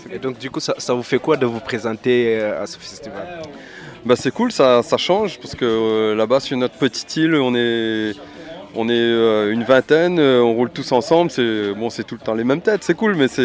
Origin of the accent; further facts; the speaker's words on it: Réunion, France; je viens de l'île de la Réunion.